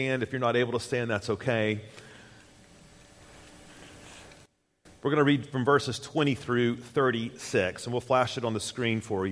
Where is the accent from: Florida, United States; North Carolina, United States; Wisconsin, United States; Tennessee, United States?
Tennessee, United States; moved away as an adult; also born or lived in Jackson, Mississippi; Susan and I hail from Tennessee